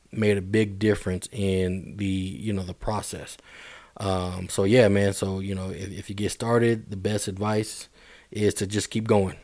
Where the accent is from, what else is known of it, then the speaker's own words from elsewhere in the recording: Denver, Colorado, United States; Hill Middle School, man, been a while. Um, and then East High School. I went to East as well